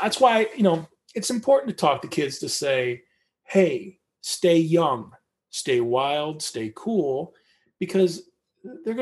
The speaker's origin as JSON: {"language": "English", "region": "Michigan", "country": "United States", "tie": "born or raised there", "moved": "yes", "lives_now": "Portland, United States", "said": "I live in Portland, Oregon. I was born in Michigan"}